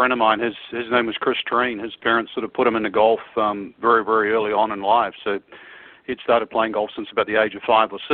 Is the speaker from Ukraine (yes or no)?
no; Auckland, New Zealand; moved away; I was brought up in Auckland